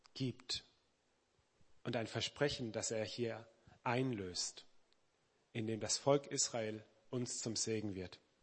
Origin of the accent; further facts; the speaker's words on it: Weinheim, Baden-Württemberg, Germany; also born or lived in Black Forest / Mannheim; eigentlich im Schwarzwald geboren. Meine Heimat ist aber Weinheim an der Bergstraße, also praktisch um die Ecke, bin dort aufgewachsen